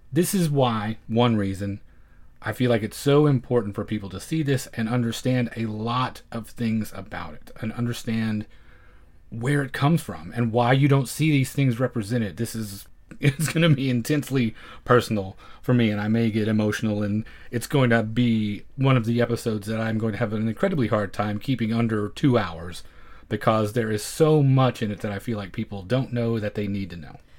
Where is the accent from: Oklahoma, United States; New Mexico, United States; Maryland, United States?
Oklahoma, United States; growing up in Oklahoma the way I did